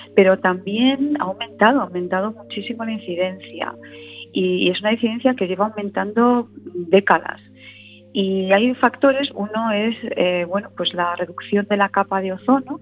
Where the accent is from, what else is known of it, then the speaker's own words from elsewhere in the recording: A Coruña, Galicia, Spain; moved away as an adult; now in Madrid, Spain; Yo estudié, bueno, desde tenía un añito hasta los 18, 19, así que yo me siento muy coruñesa